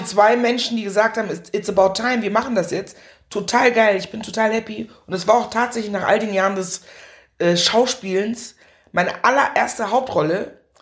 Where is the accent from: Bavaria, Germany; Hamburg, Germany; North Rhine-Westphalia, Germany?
North Rhine-Westphalia, Germany; Meckenheim; Ich bin in Meckenheim bei Bonn groß geworden